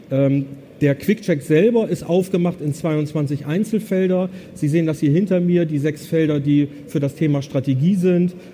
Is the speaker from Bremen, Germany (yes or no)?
yes; Bremen, Germany; ich komme aus Bremen. Also. Okay. Und der Bremer sagt ja Bremen, da merken sie schon, da fehlt irgendwie ein E.